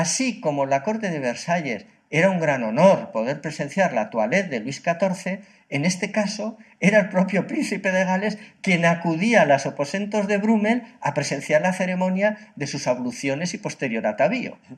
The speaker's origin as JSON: {"language": "Spanish", "region": "Catalonia", "country": "Spain", "said": "Pues sí, yo, yo como catalán eh, realmente le he echado de menos."}